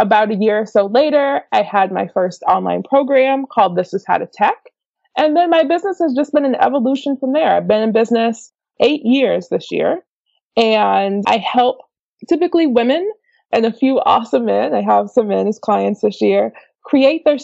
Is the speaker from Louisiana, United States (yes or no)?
yes; Slidell, Louisiana, United States; moved away as an adult; now in Los Angeles, United States; So I am originally from Slidell, Louisiana, which is just outside of New Orleans